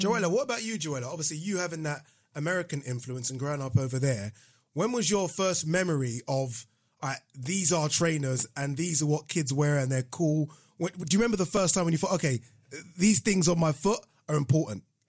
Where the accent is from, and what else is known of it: Nigeria; born or raised there; now in United Kingdom